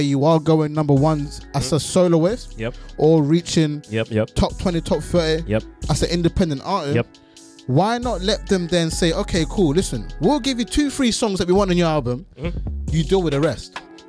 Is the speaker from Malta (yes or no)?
no; Sweden; English is a second language; now in United Kingdom; Grew up in Sweden. Just saying. Just putting it in there. So when I'm going half of the UK scene, just know that man came here late.